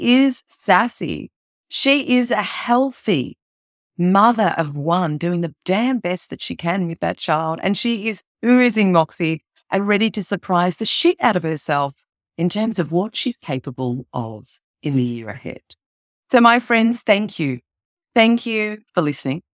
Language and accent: English; Melbourne, Victoria, Australia; my hometown of Melbourne